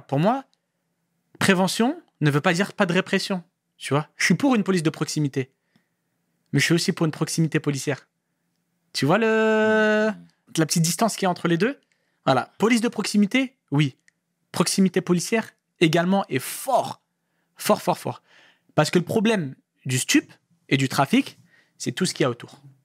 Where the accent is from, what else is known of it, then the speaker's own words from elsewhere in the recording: Paris, Île-de-France, France; je viens de Paris, Paris Centre. D'accord. Je, suis du centre de Paris